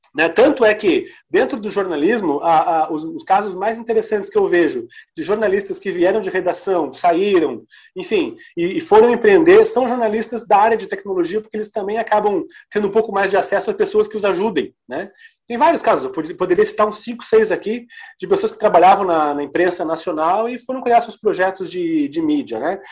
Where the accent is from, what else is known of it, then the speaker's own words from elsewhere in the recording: Santa Catarina, Brazil; also born or lived in Paraná / Rio Grande do Sul; E eu, como catarinense também, apesar de eu ter toda a minha família gaúcha e ter morado muito tempo no Paraná